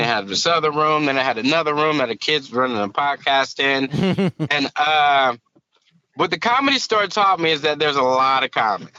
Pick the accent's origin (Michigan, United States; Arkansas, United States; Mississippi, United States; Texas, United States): Michigan, United States; Battle Creek; accent: Southern; also born or lived in Indianapolis; I'm from Battle Creek, Michigan, and I live in Battle Creek.